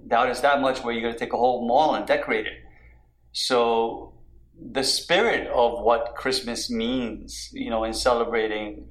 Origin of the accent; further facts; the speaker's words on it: New York, United States; moved away as an adult; also born or lived in Washington, D.C.; I'm a product of growing up in New York and you know, as an adult in Washington, D.C.